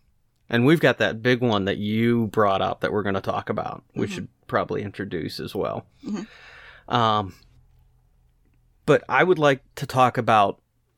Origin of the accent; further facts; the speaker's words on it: Scotland, United Kingdom; So I'm a Scotsman, so yeah, default setting.